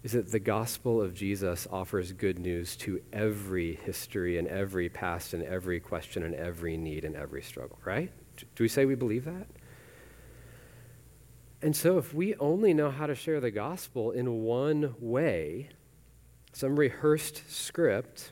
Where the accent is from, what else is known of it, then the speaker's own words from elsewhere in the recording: Weatherford, Texas, United States; I grew up in Weatherford, so other side of the Metroplex